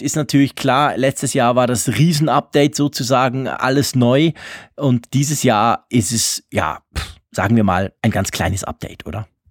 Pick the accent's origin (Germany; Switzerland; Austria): Switzerland; als Schweizer